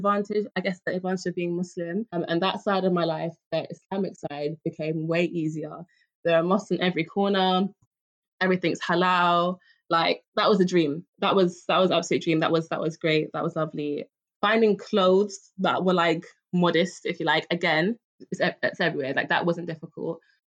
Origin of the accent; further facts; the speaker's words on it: London, United Kingdom; I'm from Hackney